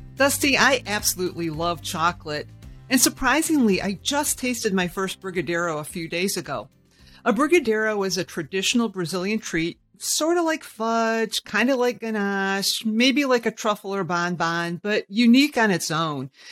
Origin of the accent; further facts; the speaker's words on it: Michigan, United States; I'm a born and bred Michigander